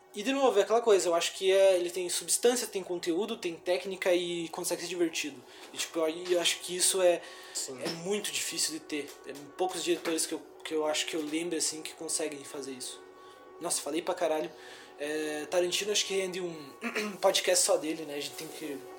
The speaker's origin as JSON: {"language": "Portuguese", "town": "Canoinhas", "region": "Santa Catarina", "country": "Brazil", "said": "Somos de Canoinha, Santa Catarina, um lugar que é bem, bem tranquilo e tal."}